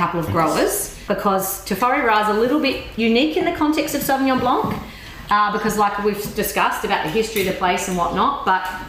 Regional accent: Australia; now in Marlborough, New Zealand; I'm an Aussie, but okay. Kiwi by choice

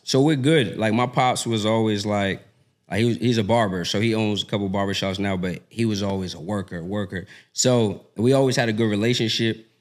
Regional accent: Boston, Massachusetts, United States; moved away as an adult; now in Atlanta, United States; born and raised in Boston.

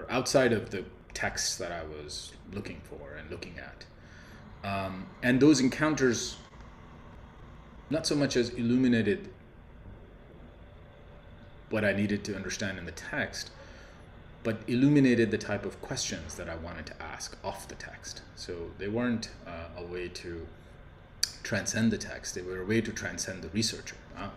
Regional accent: Pakistan; now in United States; I'm a Pakistani citizen

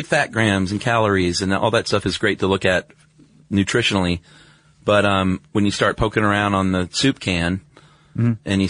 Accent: the South, United States; I'm from the South.

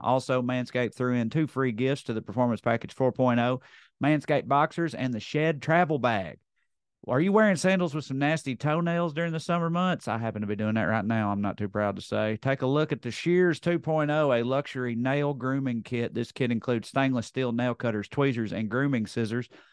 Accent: Tennessee, United States; I didn't leave the state of Tennessee, I don't think. Well, I grew up on the Kentucky line

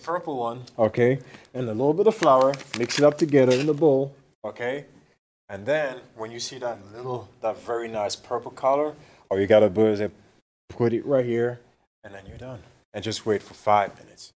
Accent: Egypt; moved away; Originally, I'm originally from Egypt

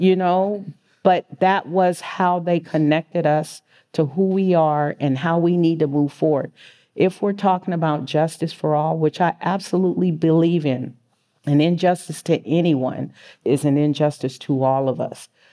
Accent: San Francisco, California, United States; I was born and raised in San Francisco.

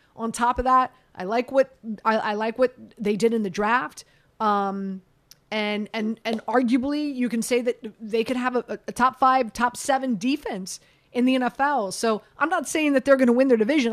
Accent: Miami, Florida, United States; moved away; also born or lived in New York; I'm from Miami.

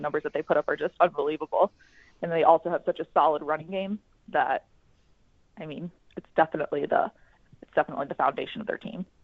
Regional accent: Atlanta, Georgia, United States; I grew up in Atlanta

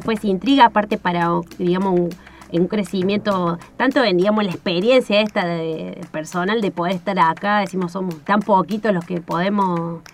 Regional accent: Córdoba, Argentina; moved away as an adult; now in Esperanza Base, Antarctica; soy de la provincia de Córdoba, ahí nací, estudié en la Universidad Nacional de Córdoba

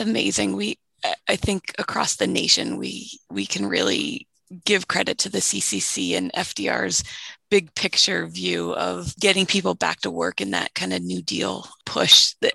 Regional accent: Massachusetts, United States; now in Iowa, United States; I grew up in Massachusetts. So, when I moved to Iowa

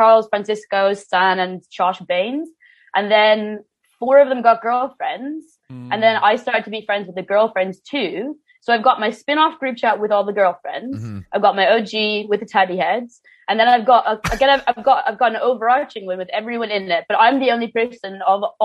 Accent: Waterford, Munster, Ireland; moved away as an adult; also born or lived in Dublin; now in London, United Kingdom; I had lived in a very small town before that called Waterford

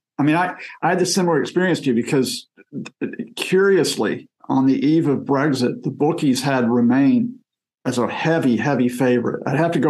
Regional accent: United States; moved away as an adult; now in Birmingham, United Kingdom; I grew up in backwater America, you know, really cut off from the idea of the international.

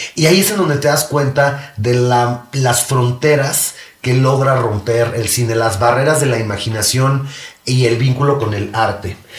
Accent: Mexico; como mexicanos

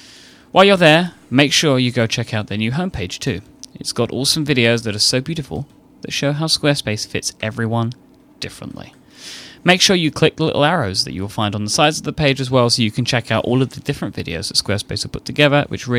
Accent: United Kingdom; I, you know, as I knew that I was British, this helps confirm the fact that I now know that I am British.

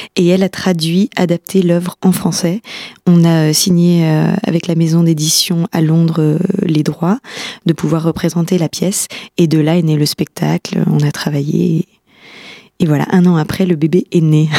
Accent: Épinal, Grand Est, France; moved away as an adult; also born or lived in Nancy / Paris; je suis spinalienne d'origine, je suis née à Épinal, j'ai fait toute ma scolarité ici

